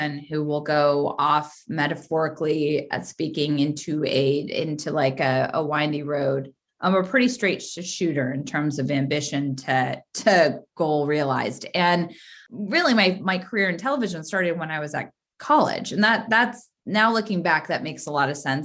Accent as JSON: {"language": "English", "town": "Santa Cruz", "region": "California", "country": "United States", "tie": "born or raised there", "said": "I grew up in Santa Cruz, which, as you know, for Bay Area folks, is a very small, insulated beach community"}